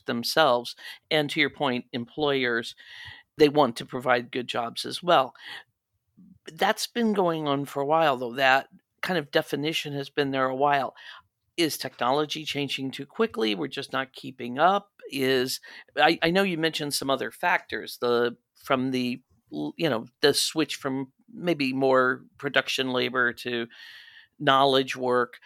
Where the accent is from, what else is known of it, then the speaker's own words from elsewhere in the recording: Midwest, United States; now in Los Angeles, United States; I was growing up in the Midwest